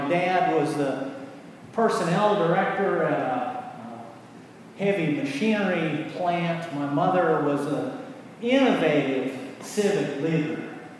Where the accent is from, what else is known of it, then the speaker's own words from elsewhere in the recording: Waverly, Iowa, United States; moved away; I remembered my hometown with such affection. I grew up a Methodist, but had all these great Lutheran institutions, Lutheran Mutual Life Insurance, and a college, Wartburg College